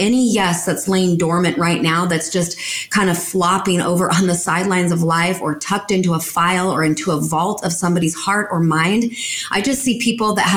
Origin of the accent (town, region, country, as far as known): United States